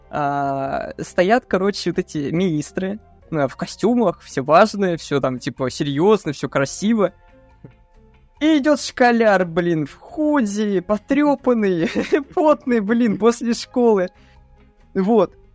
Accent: Ryazan, Ryazan Oblast, Russia; Меня позвали в Рязанскую газету, то есть я жил в Рязани, то есть это мой родной город.

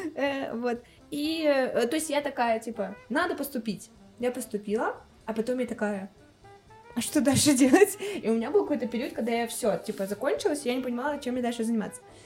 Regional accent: Kulevatovo, Tambov Oblast, Russia; moved away as an adult; also born or lived in Moscow / Cyprus; я родилась э, в Тамбовской области, в Сосновском районе, в селе Кулеватово.

